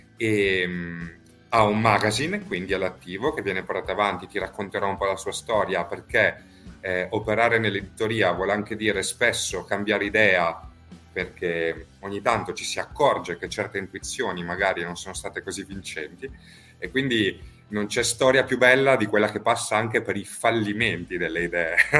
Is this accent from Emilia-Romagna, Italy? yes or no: yes; Emilia-Romagna, Italy; now in Rome, Italy; qui a Roma, dove poi noi operiamo, anche se io in realtà sono emiliano